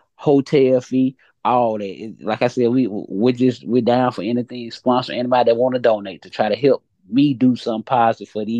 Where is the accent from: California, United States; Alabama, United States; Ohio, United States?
Alabama, United States; Montgomery; also born or lived in Atlanta, Georgia; I'm from Montgomery. I moved to Atlanta last year and came back to Montgomery